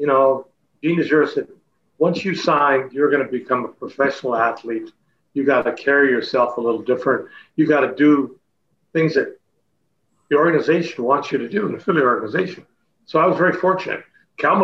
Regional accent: Chatham, Ontario, Canada; moved away as an adult; my hometown, Chatham

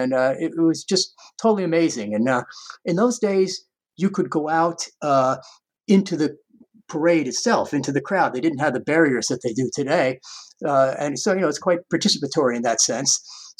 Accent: New York, United States; now in Brooklyn, United States; I was actually born and raised in the New York suburb out on Long Island, but I've been living here in Brooklyn since 1985. So I kind of feel Brooklyn is my home.

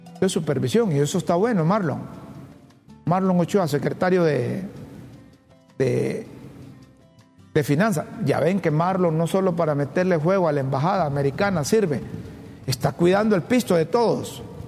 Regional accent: Honduras; Honduras, en nuestro país

